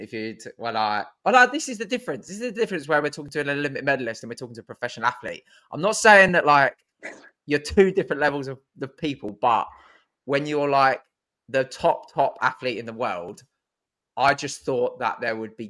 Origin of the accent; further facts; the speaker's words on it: southern England, United Kingdom; I'm a southerner